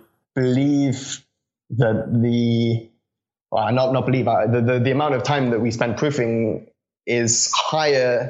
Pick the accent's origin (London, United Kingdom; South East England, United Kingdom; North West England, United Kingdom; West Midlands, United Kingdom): South East England, United Kingdom; Reading; born or raised there; also born or lived in Connecticut, United States